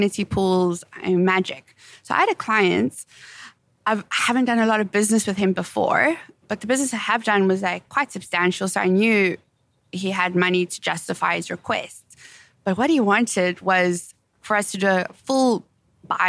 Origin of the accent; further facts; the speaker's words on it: South Africa; my pronunciation being South African